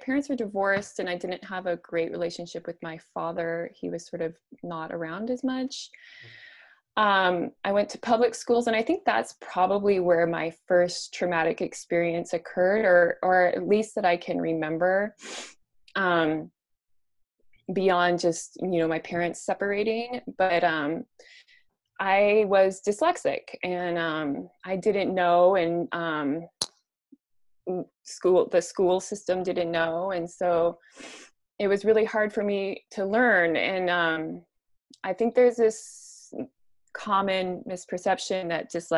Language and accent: English; Spokane, Washington, United States; I grew up in Spokane, Washington.